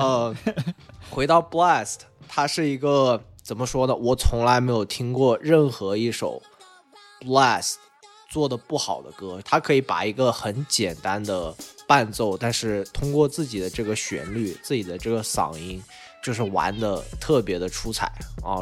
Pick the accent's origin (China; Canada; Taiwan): China; Changsha, Hunan; 因为来自我的家乡，可能大家最熟悉的就是